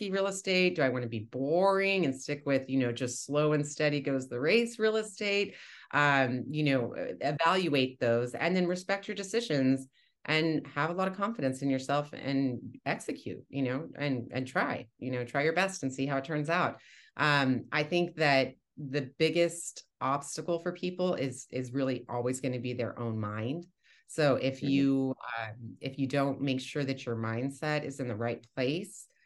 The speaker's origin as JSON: {"language": "English", "region": "Texas", "country": "United States", "moved": "as an adult", "lives_now": "Boston, United States", "said": "I was 40 or 41 at the time when I moved here, and I'm from Texas originally"}